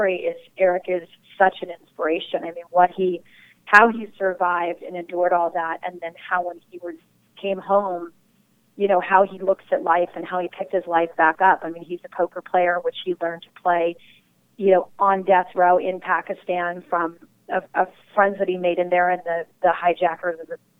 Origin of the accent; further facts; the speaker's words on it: Valencia, California, United States; also born or lived in Hollywood; I grew up not too far from L.A. I grew up in Valencia, 20 minutes away